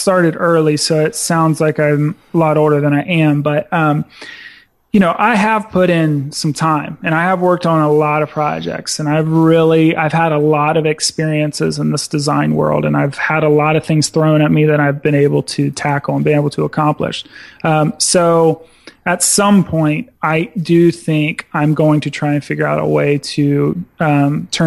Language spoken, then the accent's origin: English; Dayton, Ohio, United States; I'm from Dayton, Ohio, man. Like, we're a manufacturing town.